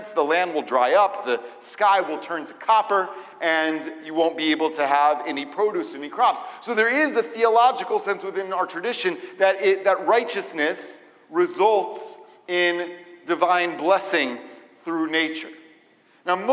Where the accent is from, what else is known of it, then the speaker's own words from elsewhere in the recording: Atlanta, Georgia, United States; moved away; also born or lived in Israel; growing up in Atlanta